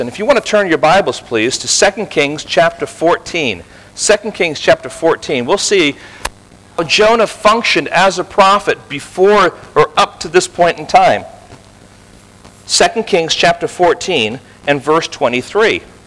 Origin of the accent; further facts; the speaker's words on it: Tel Aviv, Tel Aviv District, Israel; now in California, United States; I was born in Tel Aviv